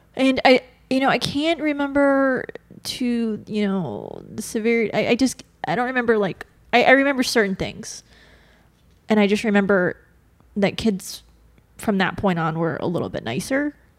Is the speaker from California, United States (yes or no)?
yes; Bakersfield, California, United States; I grew up up north in a small town, Bakersfield